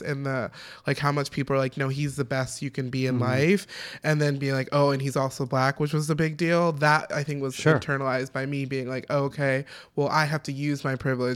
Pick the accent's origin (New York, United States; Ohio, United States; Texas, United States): Ohio, United States; now in Chicago, United States; I'm from Ohio, not Chicago.